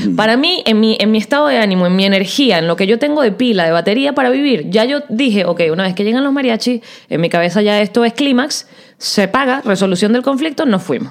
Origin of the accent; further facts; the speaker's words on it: Venezuela; accent: Venezuelan; moved away as an adult; also born or lived in Puerto Rico; yo hablaba con mi acento venezolano